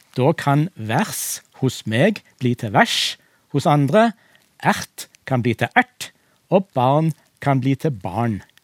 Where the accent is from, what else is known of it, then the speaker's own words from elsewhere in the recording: Western Norway, Norway; jeg som vestlending